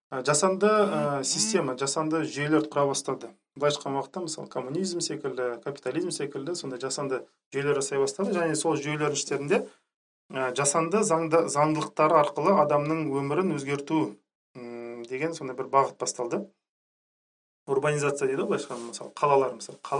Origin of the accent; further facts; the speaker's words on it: Zhanarka, Karaganda Region, Kazakhstan; now in Astana, Kazakhstan; өзім астанада тұрам. ә, қарағанды облысының жаңарқа деген ауылы бар ауданы бар сол жаңарқадан боламын